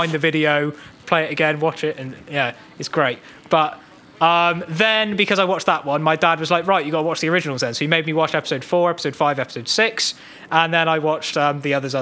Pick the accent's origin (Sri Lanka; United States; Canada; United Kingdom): United Kingdom; England; But I was born in England, so I'm actually English.